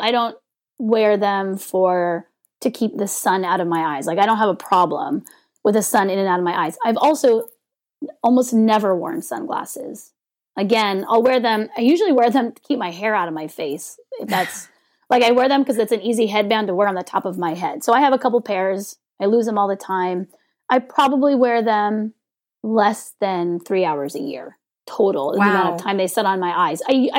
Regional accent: California, United States; I'm from California.

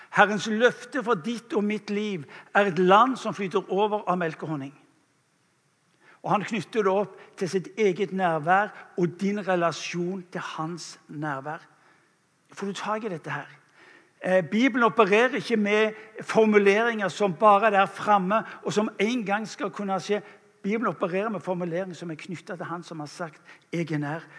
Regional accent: England, United Kingdom; now in Norway; jeg kommer fra England opprinnelig

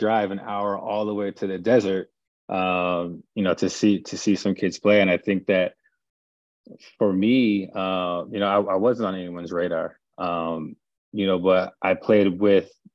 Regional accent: Palmdale, California, United States; moved away as an adult; I grew up in Palmdale, California, probably about an hour, 15 minutes north of Los Angeles

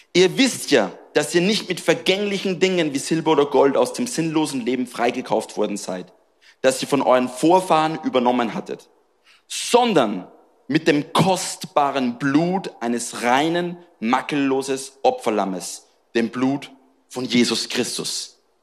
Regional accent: Austria; moved away as an adult; now in Marseille, France; Ich bin in Österreich groß geworden

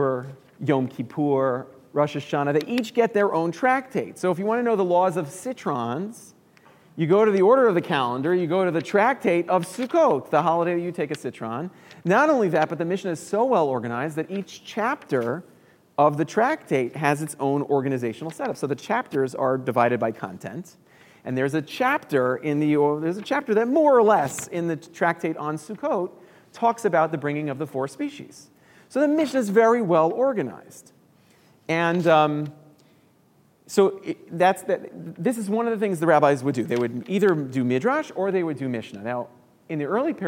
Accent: New York City, New York, United States; moved away as an adult; now in Chicago, United States; I moved to Chicago 12 years ago from New York. I'm from New York City originally

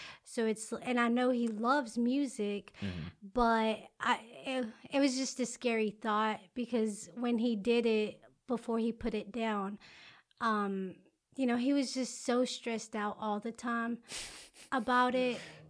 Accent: Alabama, United States; also born or lived in Mexico; I was raised in Alabama, but I was born in Mexico.

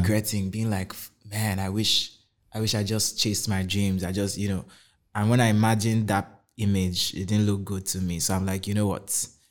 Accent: Kaduna State, Nigeria; moved away as an adult; also born or lived in Anambra; I grew up in Kaduna State my whole life

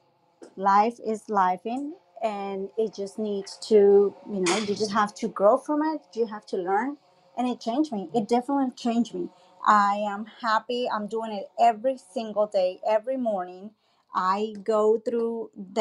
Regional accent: Colombia; I'm from Colombia

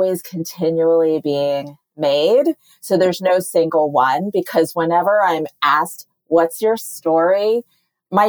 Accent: United States; I'm Asian American and I come from parents and generations of predominantly Chinese people

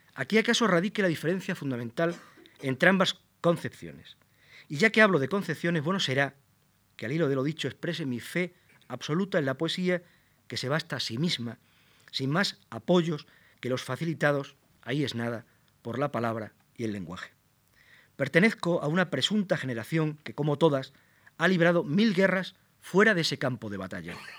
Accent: Plasencia, Extremadura, Spain; mi ciudad natal, Plasencia, y sus contornos, los valles

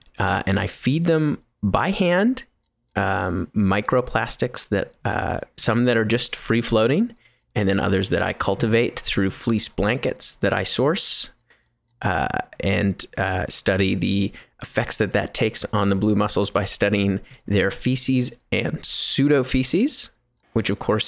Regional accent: Canada; my parents are from New Zealand, but I am a Canadian and I'm proud of it.

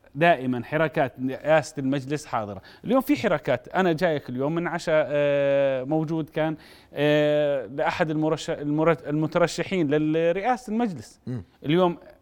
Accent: Jordan; عندنا بالأردن

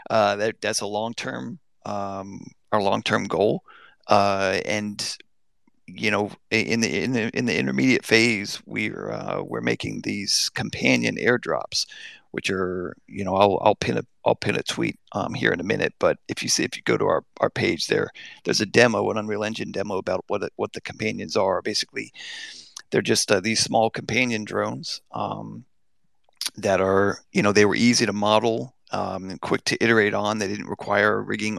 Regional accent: United States; I'm American through and through

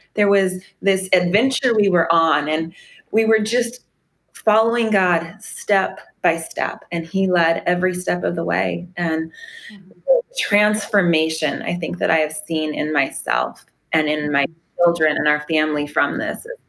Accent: Arvada, Colorado, United States; moved away as an adult; now in Paradise, United States; We grew up in um, Arvada, Colorado

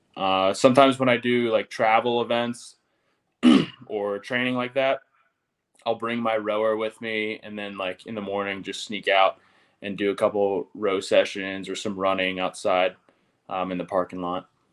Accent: Tennessee, United States; moved away; I'm from Tennessee

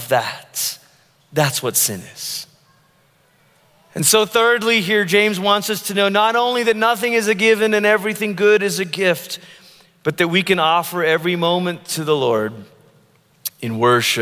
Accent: Malaysia; now in United States; I grew up in Malaysia, which is primarily a Muslim country

